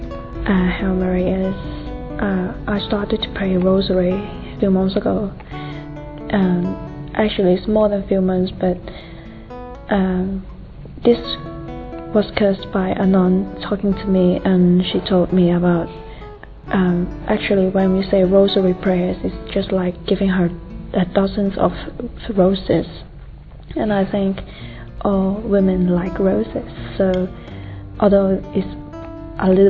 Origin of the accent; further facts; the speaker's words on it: Hong Kong; I'm from Hong Kong.